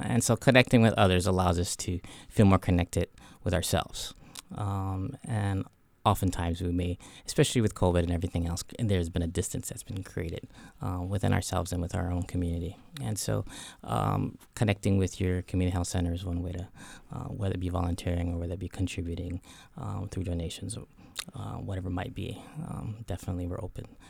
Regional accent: Hawaii, United States; I grew up in Hawaii

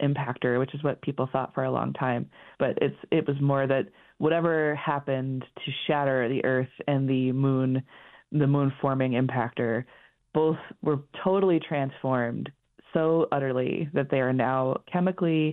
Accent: Colorado, United States; I grew up in Colorado and I have maybe that kind of accent.

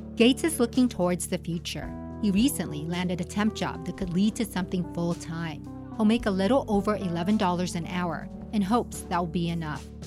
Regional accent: Silicon Valley, California, United States; now in Reno, United States; I'm from Silicon Valley. I was in that industry

